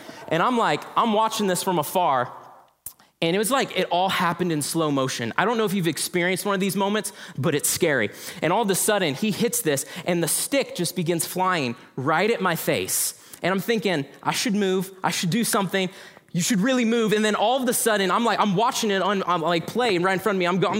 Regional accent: Denver, Colorado, United States; born there; And so I was born in Denver, Colorado. Anyone else from Denver here? Yes, my people, I love you.

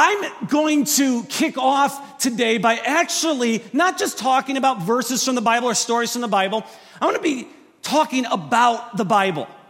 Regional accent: Wisconsin, United States; I am from Wisconsin. So we're about an hour north of Chicago and about a half an hour south of Milwaukee

